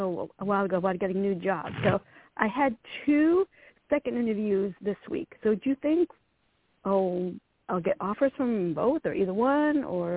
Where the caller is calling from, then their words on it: Virginia, United States; I'm calling from Virginia.